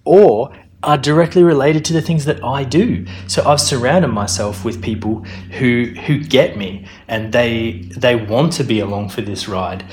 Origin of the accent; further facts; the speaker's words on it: Australia; moved away as an adult; also born or lived in Melbourne, Australia / Brisbane, Australia / Perth, Australia; now in London, United Kingdom; I was born in Australia. I've lived in Melbourne. I've lived in Brisbane. I've lived in Perth.